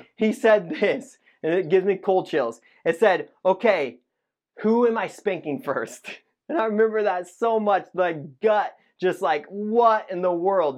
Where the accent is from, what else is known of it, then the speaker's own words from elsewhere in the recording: Indiana, United States; moved away; I grew up in Indiana